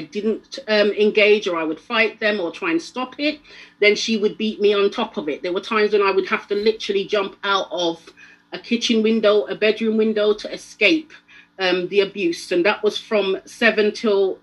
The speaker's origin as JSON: {"language": "English", "region": "London", "country": "United Kingdom", "also_born_or_lived": "Jamaica", "said": "I'm not from Sheffield, I'm from London"}